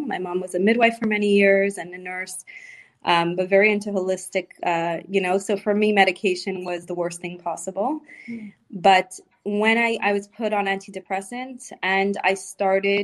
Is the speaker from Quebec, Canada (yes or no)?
yes; Montreal, Quebec, Canada; moved away as an adult; also born or lived in Florida; we moved on and moved back to Montreal, to my hometown